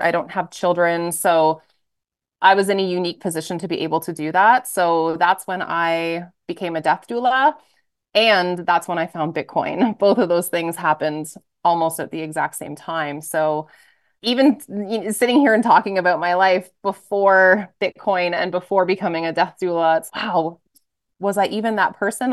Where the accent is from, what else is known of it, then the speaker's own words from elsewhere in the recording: just outside of Toronto, Ontario, Canada; moved away as an adult; also born or lived in Alberta / Edmonton / Ottawa / United States; So I grew up in Canada, just outside of Toronto, small town